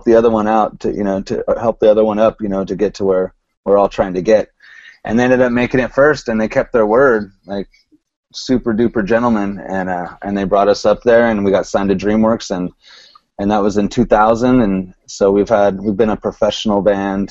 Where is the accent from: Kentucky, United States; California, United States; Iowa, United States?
California, United States; We're all from California